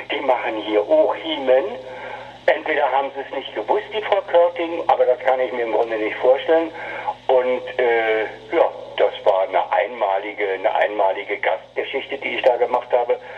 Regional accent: Berlin, Germany; born there; now in Hamburg, Germany; Ich bin gebürtiger Berliner und äh, kam 1900 80, Anfang der 80er Jahre kam ich nach Hamburg

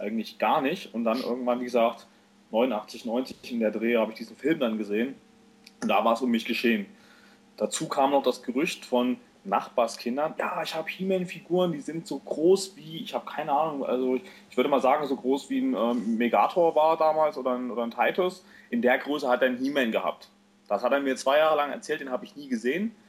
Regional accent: East Germany, Germany; als Ossi-Kind, kam mit dem Videorekorder rüber

